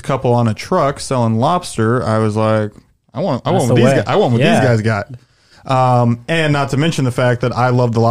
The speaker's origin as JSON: {"language": "English", "region": "Midwest", "country": "United States", "also_born_or_lived": "Chicago", "moved": "as an adult", "lives_now": "Indiana, United States", "said": "we're from the Midwest"}